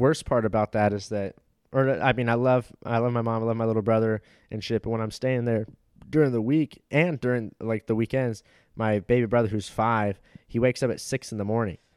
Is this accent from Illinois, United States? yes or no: no; Los Angeles, California, United States; moved away as an adult; also born or lived in Florida; now in Austin, United States; I was born there, lived there for three years, and then moved to you know, L